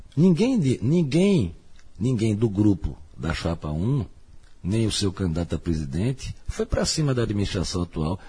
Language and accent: Portuguese; Olinda, Pernambuco, Brazil; E sou de Olinda com muita satisfação